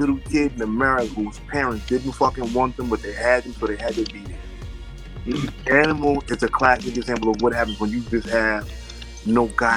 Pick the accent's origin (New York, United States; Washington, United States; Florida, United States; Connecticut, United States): New York, United States; I'm from New York.